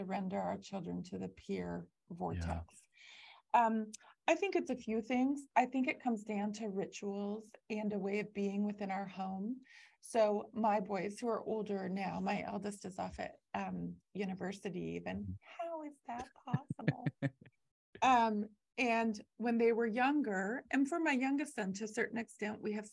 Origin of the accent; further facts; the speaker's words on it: Canada; I'm Canadian